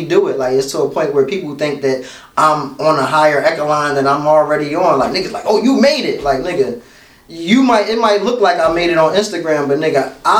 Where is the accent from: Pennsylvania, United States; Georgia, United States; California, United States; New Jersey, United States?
Pennsylvania, United States; Philadelphia; I'm from South Philly, born and raised.